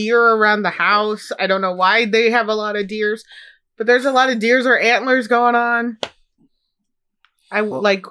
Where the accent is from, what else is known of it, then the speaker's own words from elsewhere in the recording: Midwest, United States; Growing up in the Midwest, I know snowstorms